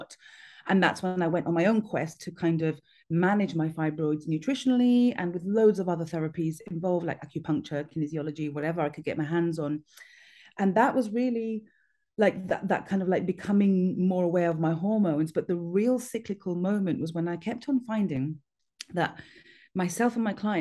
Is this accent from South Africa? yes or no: no; Gibraltar; I grew up in Gibraltar